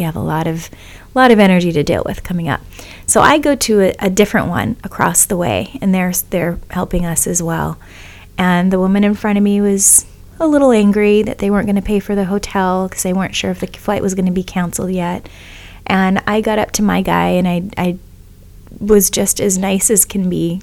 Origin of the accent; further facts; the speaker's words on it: Kona, Hawaii, United States; moved away; also born or lived in Oahu; I was born on Oahu, raised in Kona